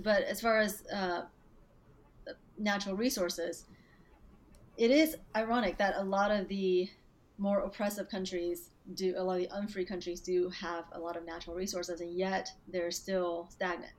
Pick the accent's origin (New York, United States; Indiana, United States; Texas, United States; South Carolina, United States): Texas, United States; Dallas; also born or lived in Beijing, China / Hong Kong; I was born in Beijing, and I grew up there until I was about 9 years old, and then I moved to Texas and grew up here, mostly in Dallas after